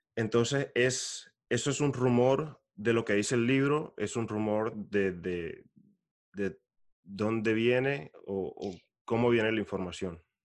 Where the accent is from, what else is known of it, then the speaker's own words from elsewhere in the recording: Venezuela; como venezolano